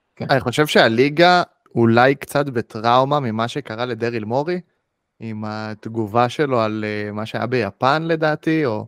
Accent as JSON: {"language": "Hebrew", "country": "Israel", "said": "בתור ישראלים"}